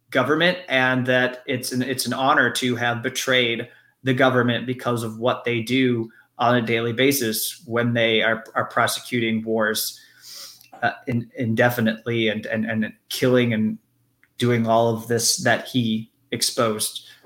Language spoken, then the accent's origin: English; United States; I usually just say AMLO because I'm an American